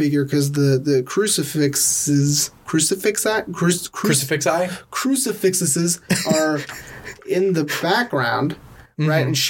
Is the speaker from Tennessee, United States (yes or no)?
yes; Tennessee, United States; Medium rare. I'm from Tennessee.